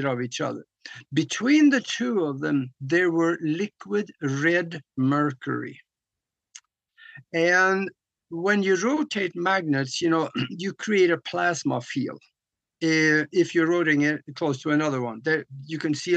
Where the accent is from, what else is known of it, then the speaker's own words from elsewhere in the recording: Norway; moved away; when I grew up back in Norway